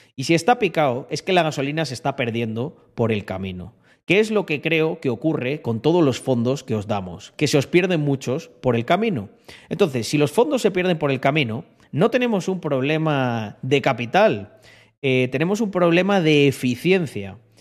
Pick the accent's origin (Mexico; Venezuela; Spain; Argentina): Spain; now in Andorra; mi tierra en la que nací y el que será siempre mi país